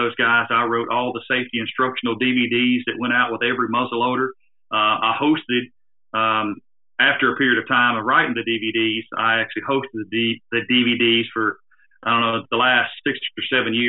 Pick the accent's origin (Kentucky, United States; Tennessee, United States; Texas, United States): Tennessee, United States; accent: southern; I owned my home state of Tennessee magazine called Tennessee Outdoor News